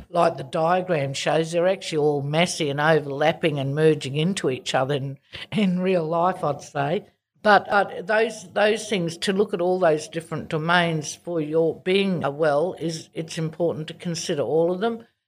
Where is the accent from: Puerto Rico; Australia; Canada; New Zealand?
Australia; Darwin, Northern Territory; moved away as an adult; also born or lived in Kimberley; now in Perth, Australia; I actually was born and grew up in Darwin